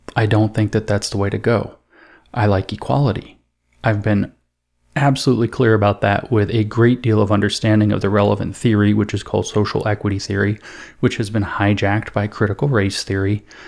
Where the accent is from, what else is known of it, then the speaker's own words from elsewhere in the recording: East Coast, United States; I'm from the East Coast. Well, Eastern time anyway